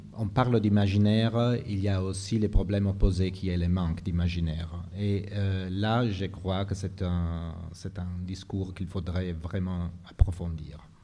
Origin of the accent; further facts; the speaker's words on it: Modena, Emilia-Romagna, Italy; French is a second language; moved away; ma ville natale, Modène